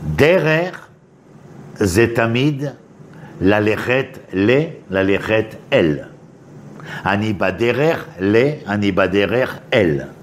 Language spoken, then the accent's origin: Hebrew; Paris, Île-de-France, France; moved away as an adult; now in Israel; אני בא מפריז, ככה גדלתי